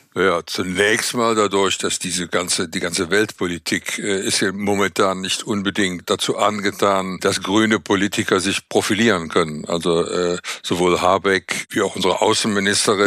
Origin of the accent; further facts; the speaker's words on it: Cologne, North Rhine-Westphalia, Germany; Ich bin Kölner